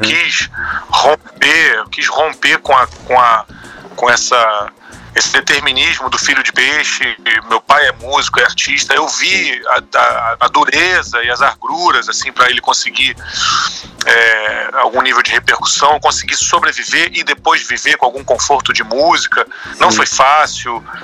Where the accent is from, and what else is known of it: Brazil; also born or lived in Rio de Janeiro state